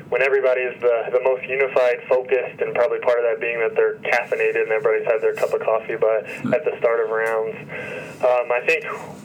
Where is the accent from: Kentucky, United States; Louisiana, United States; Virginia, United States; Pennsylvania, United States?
Kentucky, United States; Elizabethtown; also born or lived in Louisville, Kentucky / Ann Arbor, Michigan; now in Lexington, United States; I grew up in Elizabethtown, Kentucky, which is a relatively small town, not too far from where I am currently